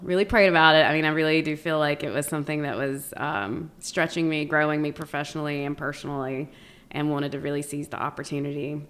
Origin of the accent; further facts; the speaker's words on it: Lincoln County, North Carolina, United States; moved away as an adult; I grew up born and raised in Lincoln County. So, uh, that's home for me.